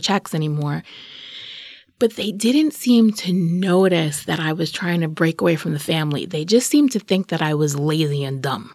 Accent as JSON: {"language": "English", "town": "New York City", "region": "New York", "country": "United States", "also_born_or_lived": "Brooklyn / Boston / Brookline", "moved": "as an adult", "said": "I'm from Queens. That's what I am."}